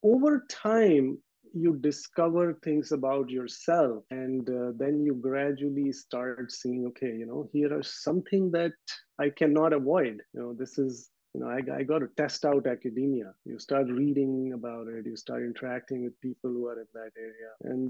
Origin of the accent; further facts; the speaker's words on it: Aligarh, Uttar Pradesh, India; now in Ottawa, Canada; I'm from India. I was born in Aligarh. Aligarh, historically is a place in North India which has been known for its education. It was very big in education in undivided India or British India.